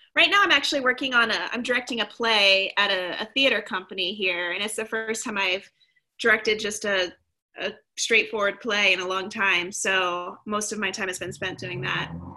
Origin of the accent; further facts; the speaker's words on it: Kentucky, United States; moved away; also born or lived in Portland; originally i'm from kentucky